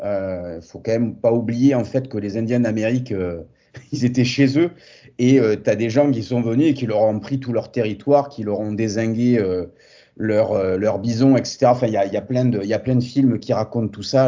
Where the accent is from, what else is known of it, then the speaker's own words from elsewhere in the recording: Montpellier, Occitania, France; je suis français, montpelliérain euh, d'origine et attaché à, ma région du Sud